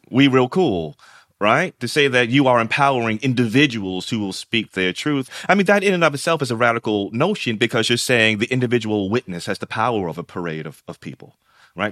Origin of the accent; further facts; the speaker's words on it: New York, United States; I'm also a kid raised in New York. They're from Alabama, I'm from New York